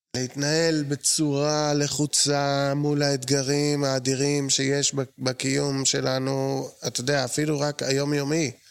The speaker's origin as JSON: {"language": "Hebrew", "town": "Jerusalem", "region": "Jerusalem District", "country": "Israel", "tie": "born or raised there", "said": "אני יליד הארץ"}